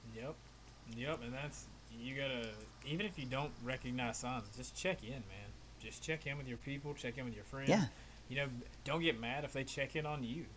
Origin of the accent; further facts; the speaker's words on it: Virginia, United States; also born or lived in Appalachian Mountains; now in Florida, United States; I grew up in Virginia